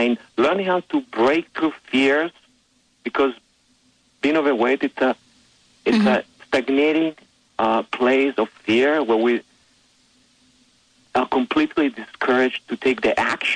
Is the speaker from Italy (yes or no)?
yes; Italy; moved away as an adult; now in United States; I was born in Italy